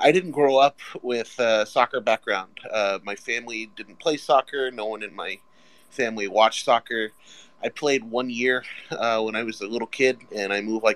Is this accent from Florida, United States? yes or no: yes; Orlando, Florida, United States; now in Lake Erie area, United States; I'm from Orlando